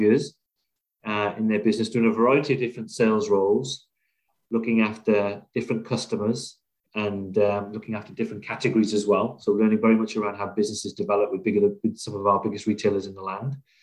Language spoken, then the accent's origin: English; South Wales, United Kingdom; moved away as an adult; also born or lived in Liverpool; I grew up in Wales, born and bred there.